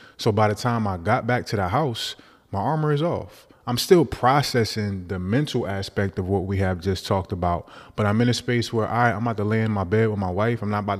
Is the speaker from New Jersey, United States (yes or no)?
yes; Newark, New Jersey, United States; I'm from Newark